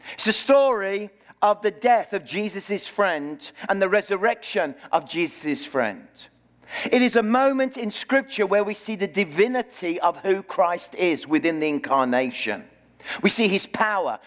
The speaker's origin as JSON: {"language": "English", "town": "Birmingham", "region": "West Midlands", "country": "United Kingdom", "tie": "born or raised there", "moved": "as an adult", "lives_now": "Okanagan, Canada", "said": "I live in the city of, grew up in the city of Birmingham, in the heart of Britain"}